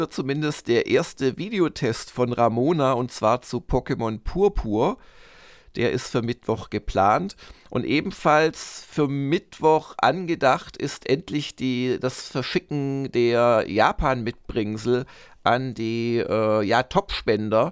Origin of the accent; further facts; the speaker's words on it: Swabia, Germany; als äh, Schwabe, der ich bin